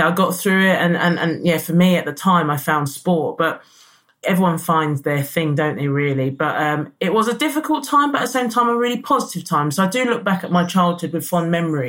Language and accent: English; London, United Kingdom; also born or lived in Lewisham, South London; So I was born in South London, and then my mother moved us to North London. So I actually grew up in Edmonton, in Enfield.